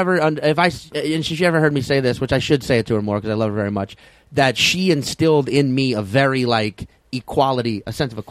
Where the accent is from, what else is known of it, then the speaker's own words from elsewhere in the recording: the South, United States; and I come from the South.